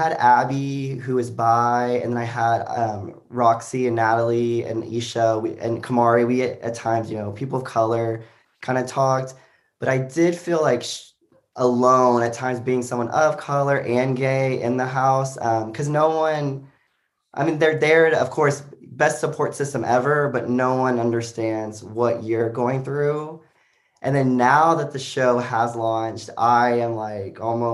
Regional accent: Joshua, Texas, United States; moved away as an adult; also born or lived in Arkansas; now in Austin, United States; I grew up in a small town called Joshua, Texas

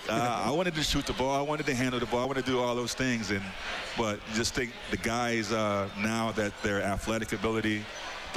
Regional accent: Hartford, Connecticut, United States; moved away as an adult; I grew up in Hartford, Connecticut

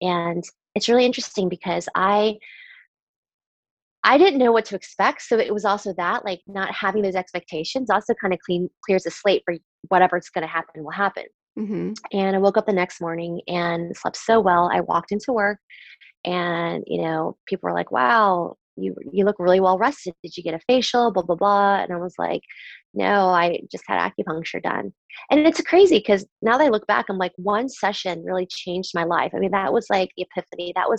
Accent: Southern Virginia, United States; I grew up in Southern Virginia where at the time there wasn't that much diversity. And so my parents, when they immigrated here from Taiwan, they actually wanted me, my brother and my sister to assimilate

